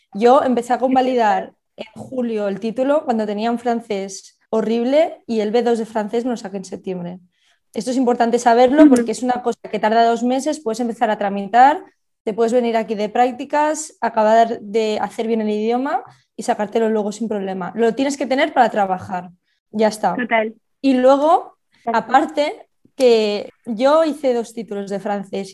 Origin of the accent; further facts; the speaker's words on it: Barcelona, Catalonia, Spain; moved away as an adult; also born or lived in Girona; now in Switzerland; de Barcelona, estudié en Gerona